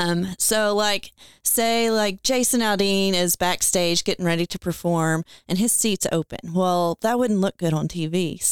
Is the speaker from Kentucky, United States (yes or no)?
yes; Owensboro, Kentucky, United States; moved away as an adult; also born or lived in Nashville, Tennessee; I'm from Owensboro. I grew up at Cecil Farms where, my dad started the farm almost 50 years ago now.